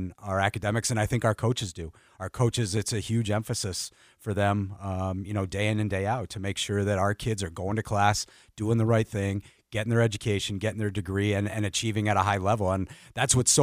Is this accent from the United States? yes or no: yes; Vermont, United States; moved away as an adult; also born or lived in Rhode Island / Long Island, New York / Oregon; now in Fargo, United States; I grew up in New England, born and raised in this great state of Vermont